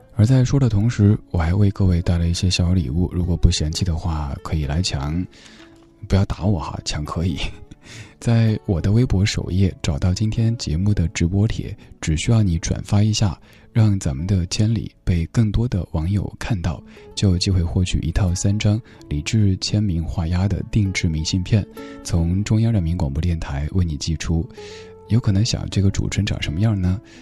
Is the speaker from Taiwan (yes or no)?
no; Sichuan, China; 我们家乡人讲普通话的话，有那种焦盐味儿